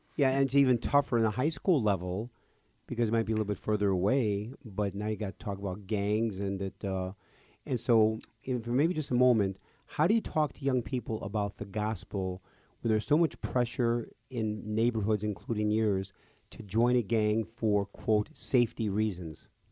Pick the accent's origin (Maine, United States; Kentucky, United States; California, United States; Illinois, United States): Illinois, United States; Park Ridge; I was raised next door in Park Ridge